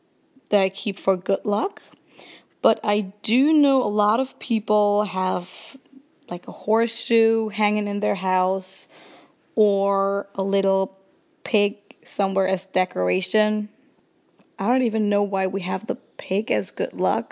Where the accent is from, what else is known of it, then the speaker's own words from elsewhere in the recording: near Frankfurt, Hesse, Germany; I grew up near Frankfurt, Germany.